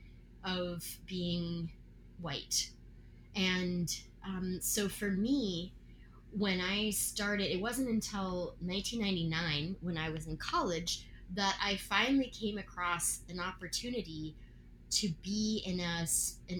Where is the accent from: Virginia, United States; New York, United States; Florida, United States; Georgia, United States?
Virginia, United States; I grew up in Virginia.